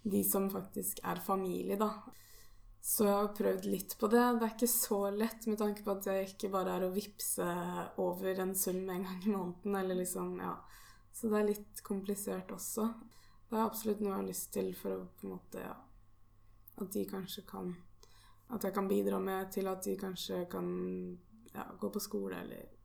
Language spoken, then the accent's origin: Norwegian; Norway; mine foreldre er jo her hjemme i Norge